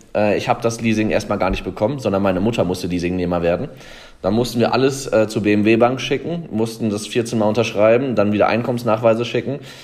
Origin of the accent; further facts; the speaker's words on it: the Würzburg area, Bavaria, Germany; hier in Würzburg. Ich komme eigentlich aus der Gegend